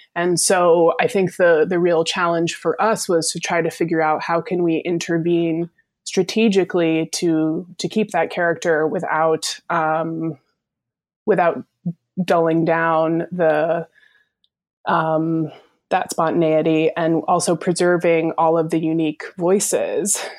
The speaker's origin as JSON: {"language": "English", "region": "Vermont", "country": "United States", "said": "I am from Vermont originally"}